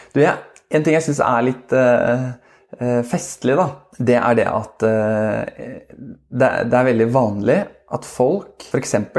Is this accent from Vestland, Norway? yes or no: no; Oslo, Norway; moved away as an adult; now in Askim, Norway; vi er fra Oslo begge